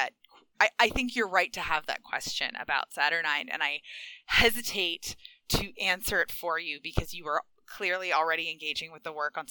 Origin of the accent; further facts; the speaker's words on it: United States; I'm an American.